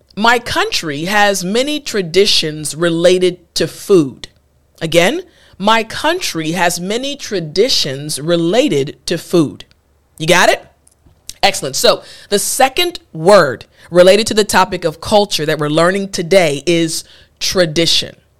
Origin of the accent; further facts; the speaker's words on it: United States; first language English; as native English speakers, as an American